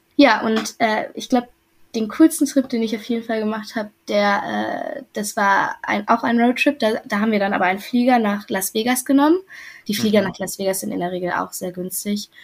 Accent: Germany; accent: German; mein deutscher Akzent ist definitiv noch da, der wird auch nicht mehr weggehen.

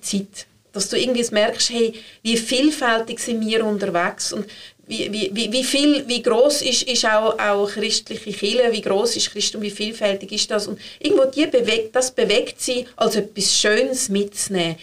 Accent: Switzerland; sind wir Schweizer

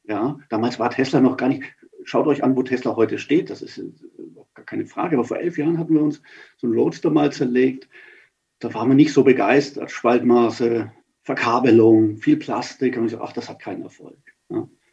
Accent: Nuremberg, Bavaria, Germany; now in Munich, Germany; ich bin als Nürnberger

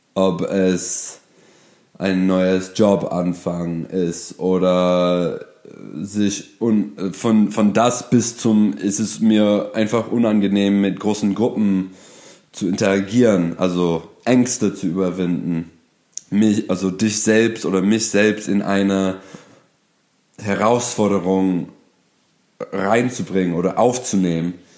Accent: Detroit, Michigan, United States; German is a second language; moved away as an adult; now in Berlin, Germany; ich bin Amerikaner aus Detroit, Michigan, bin aber hier in Deutschland seit über acht Jahren

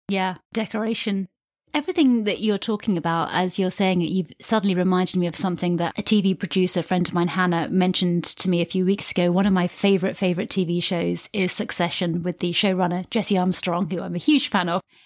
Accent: United Kingdom; I'm a British-born, half English, half Irish white woman

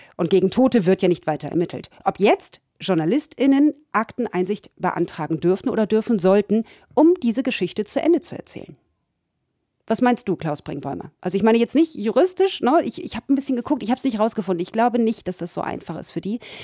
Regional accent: Hamburg, Germany; also born or lived in Ramatuelle, France; now in France; Ich bin zwar gebürtige Hamburgerin, heute hauptberuflich ja. Französin

